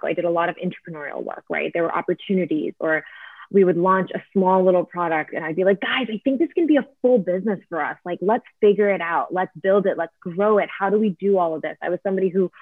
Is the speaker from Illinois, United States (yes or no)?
no; Northern New Jersey, United States; I grew up in, you know, like Northern New Jersey in a very nice suburban environment